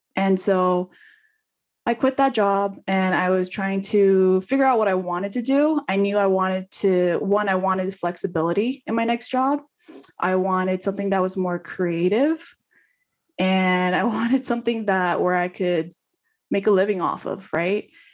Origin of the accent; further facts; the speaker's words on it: California, United States; moved away as an adult; also born or lived in Houston; I'm from California